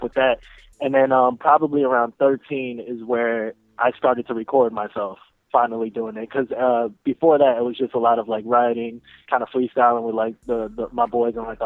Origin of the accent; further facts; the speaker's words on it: New York City, New York, United States; now in Philadelphia, United States; I'm actually originally from Brooklyn, New York.